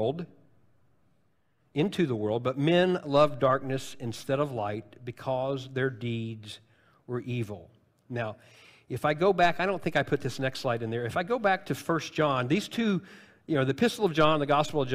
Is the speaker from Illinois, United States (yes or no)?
yes; Illinois, United States; because I'm from Illinois